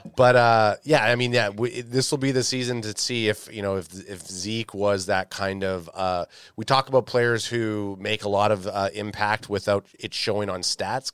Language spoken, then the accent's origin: English; Canada